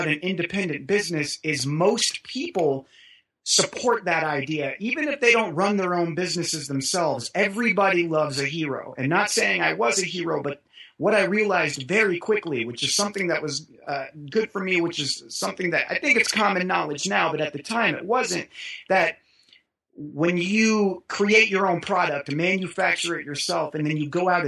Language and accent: English; Kansas City, Missouri, United States; growing up in Kansas City